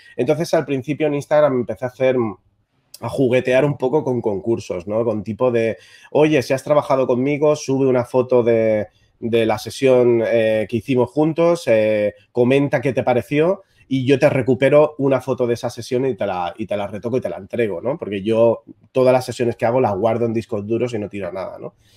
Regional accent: Barcelona, Catalonia, Spain; soy de Barcelona, soy un fotógrafo de moda

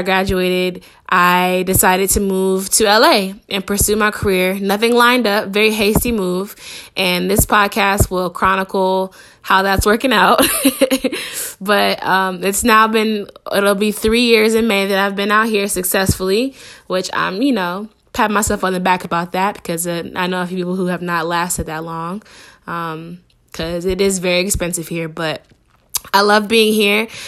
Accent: Shaker Heights, Ohio, United States; moved away as an adult; also born or lived in Anaheim, California; now in Los Angeles, United States; I grew up in Cleveland. I went to school in Cleveland. Um, specifically, I grew up in Shaker Heights

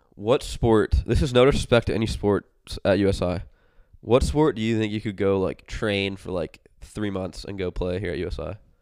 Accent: Indiana, United States; I'm from Indiana.

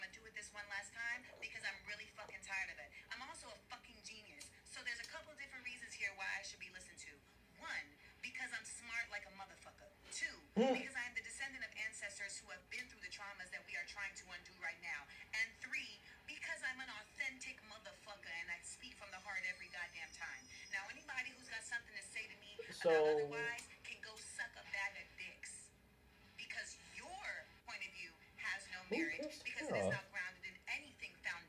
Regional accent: United States; I was born in America. My mother is from Grenada. My father is from Boston. I am the descendant of chattel slavery in the West Indies and in America.

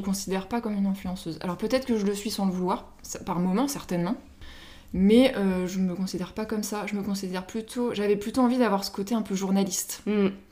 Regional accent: Paris, Île-de-France, France; moved away as an adult; now in Mayenne, France; je suis parisienne euh, de base, je suis arrivée il y a 8 ans à Mayenne.

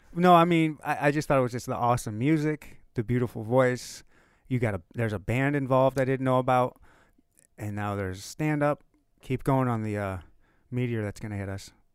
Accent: Upper Michigan, United States; I was born and raised in Upper Michigan.

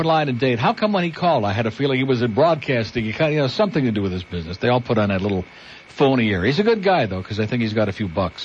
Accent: Rochester, New York, United States; now in Miami, United States; I'm from Rochester

